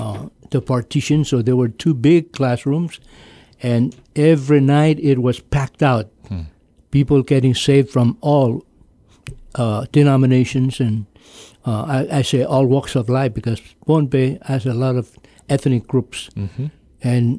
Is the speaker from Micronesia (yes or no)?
yes; Pohnpei, Micronesia; Yes, I was... I've never been away from Pompeii